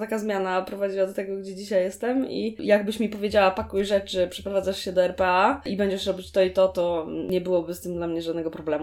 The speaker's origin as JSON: {"language": "Polish", "town": "Szczecinek", "region": "West Pomeranian Voivodeship", "country": "Poland", "also_born_or_lived": "Gdańsk", "moved": "as an adult", "said": "Szczecinek zresztą, skąd jestem, jest tak. nad jeziorem"}